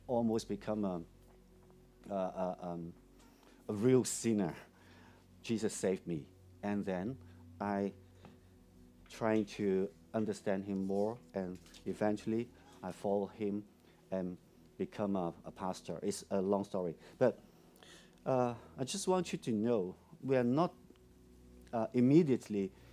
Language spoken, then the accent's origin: English; Hong Kong; English is a second language; I'm a local Hong Konger or a Hong Kong kid. I was born in a very poor family